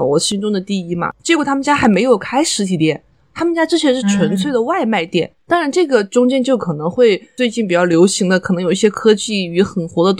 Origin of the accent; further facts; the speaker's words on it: Xinjiang, China; 你小心我的新疆同胞过来恶评你。